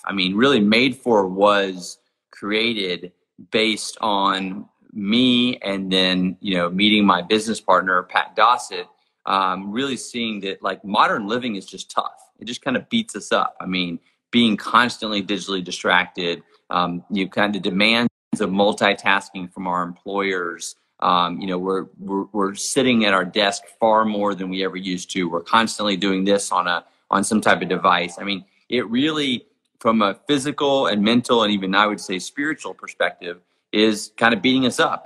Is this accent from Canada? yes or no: no; Jackson Hole, Wyoming, United States; my hometown of Jackson Hole, Wyoming